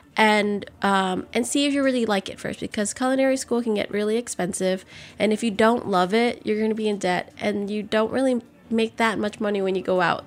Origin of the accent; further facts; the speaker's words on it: New Orleans, Louisiana, United States; growing up in New Orleans, every year you pretty much evacuate at least once